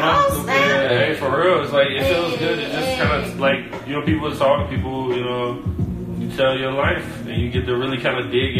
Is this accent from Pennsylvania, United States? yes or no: no; Chicago, Illinois, United States; I'm spoiled living here all my life. It's like a Chicago person